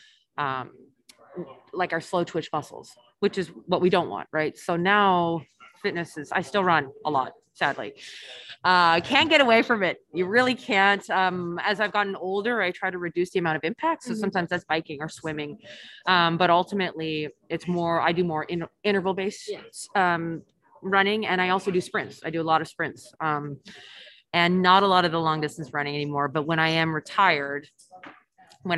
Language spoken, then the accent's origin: English; Canada; moved away as an adult; also born or lived in Germany / Sweden; I'm Canadian